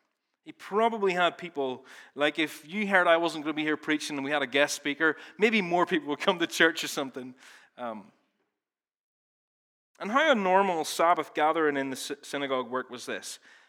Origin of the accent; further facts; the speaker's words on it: Ballymena, Northern Ireland, United Kingdom; now in Belfast, United Kingdom; In reality, I've lived in Belfast longer than I've lived in Ballymena. I don't even sound like I'm from Ballymena anymore, although we were up there yesterday, and I definitely sounded like I was from Ballymena then.